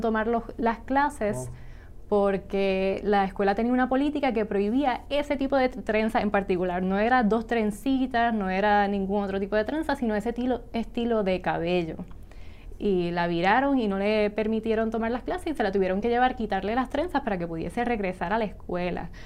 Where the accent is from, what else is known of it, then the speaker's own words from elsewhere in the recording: Puerto Rico; nosotros acá en Puerto Rico